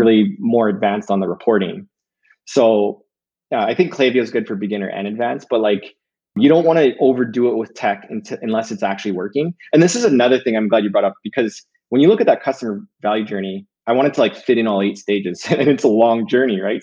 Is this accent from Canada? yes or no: yes; Canada; we're Canadian